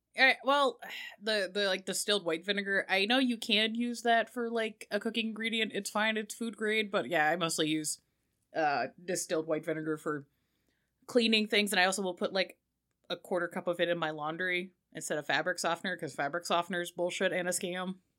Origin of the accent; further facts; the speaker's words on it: United Kingdom; I am British